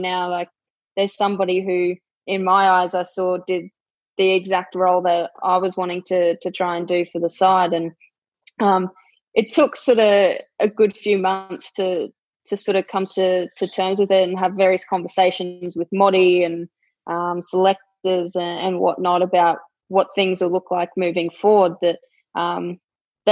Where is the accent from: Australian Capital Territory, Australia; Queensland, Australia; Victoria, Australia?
Queensland, Australia; Rockhampton; moved away as an adult; now in Brisbane, Australia; as soon as I finished school, I moved from Rocky down here to Brizzy